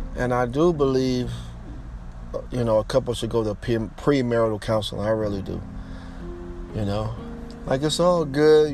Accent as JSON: {"language": "English", "country": "United States", "said": "I'm from the United States"}